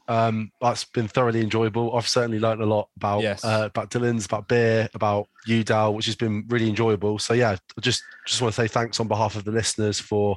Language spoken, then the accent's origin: English; London, United Kingdom; obviously I come from London